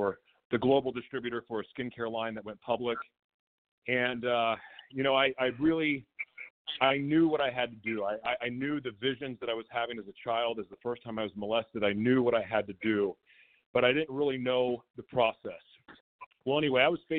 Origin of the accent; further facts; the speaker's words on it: Oklahoma, United States; I grew up in Oklahoma